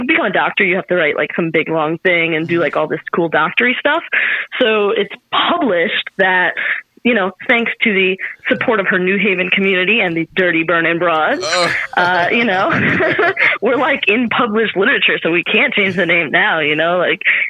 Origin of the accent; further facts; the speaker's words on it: New Haven, Connecticut, United States; I am from New Haven, Connecticut